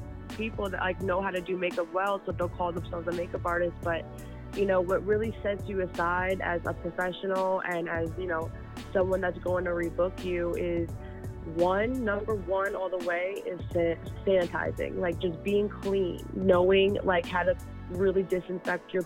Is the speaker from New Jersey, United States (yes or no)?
yes; Manahawkin, New Jersey, United States; now in Jersey City, United States; I'm originally from South Jersey, by the shore, okay. A little town called Manahawkin outside of Long Beach Island